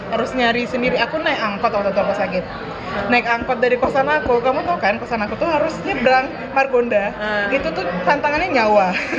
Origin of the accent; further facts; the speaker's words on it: Pekanbaru, Riau, Indonesia; moved away as an adult; now in Depok, Indonesia; aku dari TK dari playgroup malah satu yayasan swasta di Pekanbaru itu terus sampai SMP